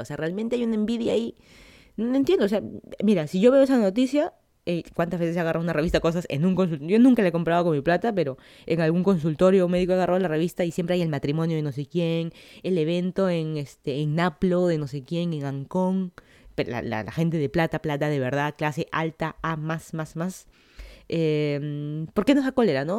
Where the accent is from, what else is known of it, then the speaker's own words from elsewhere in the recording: Lima, Peru; moved away as an adult; now in Miami, United States; yo soy de Lima, Perú, me mudé hace casi dos años aquí a Estados Unidos para estudiar mi maestría